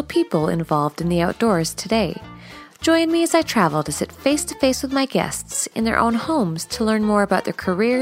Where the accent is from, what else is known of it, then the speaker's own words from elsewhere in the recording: Canada; I'm Canadian